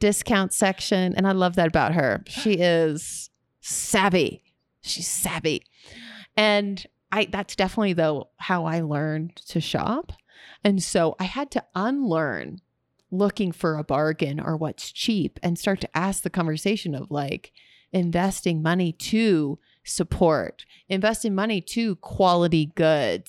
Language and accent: English; Texas, United States; moved away; also born or lived in California; I'm from Texas